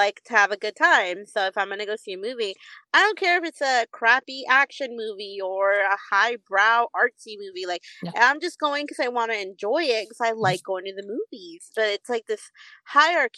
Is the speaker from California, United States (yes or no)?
yes; San Diego, California, United States; I'm like Californian, yeah, and then I'm like, I'm from San Diego